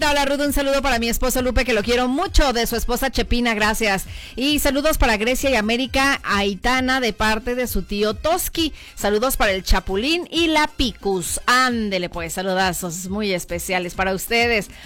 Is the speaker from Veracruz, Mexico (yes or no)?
no; Comanja de Corona, Jalisco, Mexico; soy también de Comanja de Corona.